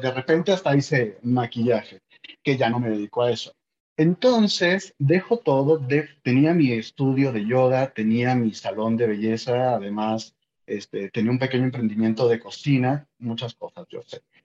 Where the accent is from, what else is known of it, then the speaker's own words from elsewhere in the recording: Ciudad Obregón, Sonora, Mexico; moved away as an adult; also born or lived in Mexico City / Argentina; Soy mexicano de Sonora. Entonces yo estaba en, en Sonora y estaba en Obregón, porque soy de allá, soy norteño, alto